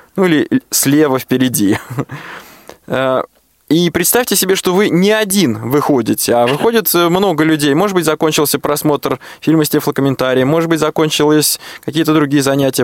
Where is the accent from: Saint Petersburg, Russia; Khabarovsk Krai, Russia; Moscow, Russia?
Moscow, Russia; Я, как коренной москвич